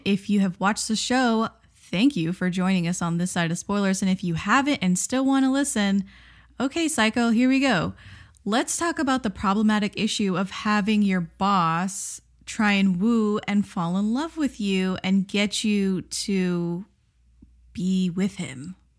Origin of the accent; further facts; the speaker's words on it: United States; we're American.